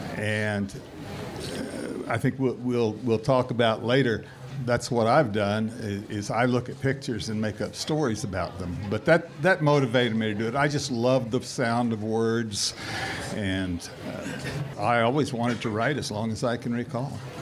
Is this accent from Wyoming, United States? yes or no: no; Oklahoma, United States; I was raised in Oklahoma